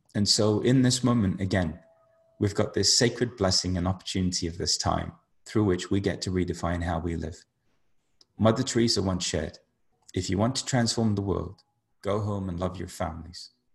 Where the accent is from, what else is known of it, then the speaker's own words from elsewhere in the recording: United Kingdom; somebody who grew up being Indian in the UK